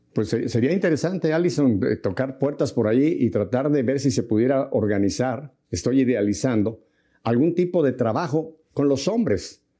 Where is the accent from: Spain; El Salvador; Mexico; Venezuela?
Mexico; yo soy mexicano